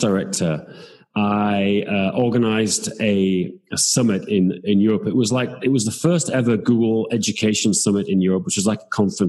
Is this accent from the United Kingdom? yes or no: yes; England, United Kingdom; now in Prague, Czech Republic; I'm from England, but I live in Prague